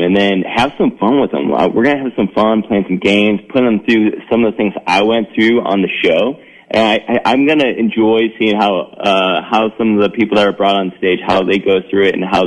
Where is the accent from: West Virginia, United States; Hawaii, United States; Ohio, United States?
Ohio, United States; Northeast; moved away as an adult; now in Chicago, United States; I grew up in Ohio, Northeast Ohio.